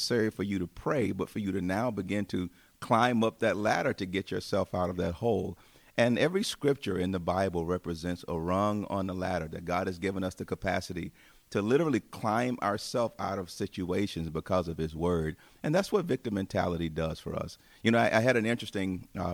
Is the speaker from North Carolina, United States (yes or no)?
no; Tuscaloosa, Alabama, United States; also born or lived in Chicago area; now in Chicago, United States; I grew up in Alabama, as we mentioned before, in the city of Tuscaloosa